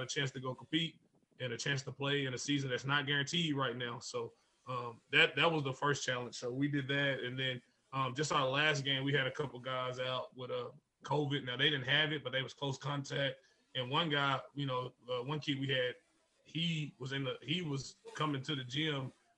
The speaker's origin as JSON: {"language": "English", "town": "Crossett", "region": "Arkansas", "country": "United States", "tie": "born or raised there", "also_born_or_lived": "Bryant, Arkansas"}